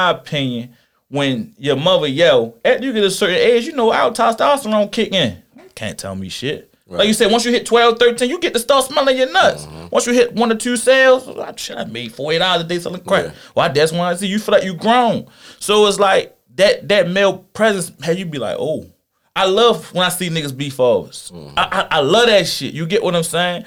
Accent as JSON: {"language": "English", "town": "Philadelphia", "region": "Pennsylvania", "country": "United States", "tie": "born or raised there", "said": "I was born in Philly"}